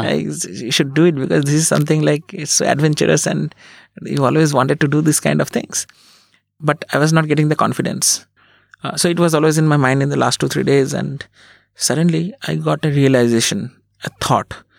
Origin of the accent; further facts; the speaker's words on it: Berhampore, West Bengal, India; also born or lived in Kolkata; I was born in Kolkata and, uh, then I grew up in a small town called Berhampur in West Bengal.